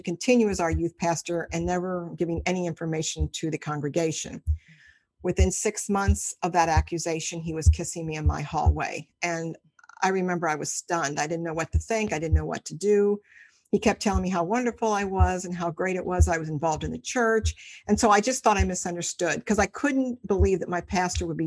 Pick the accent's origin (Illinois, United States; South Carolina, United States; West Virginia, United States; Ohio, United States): Ohio, United States; Cincinnati; I'm from Cincinnati, Ohio, lived here all my life